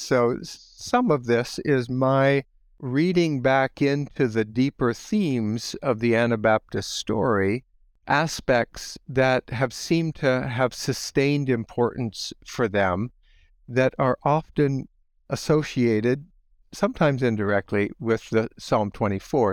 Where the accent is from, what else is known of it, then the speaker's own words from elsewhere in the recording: Holmes County, Ohio, United States; moved away as an adult; now in Goshen, United States; I grew up in Holmes County, Ohio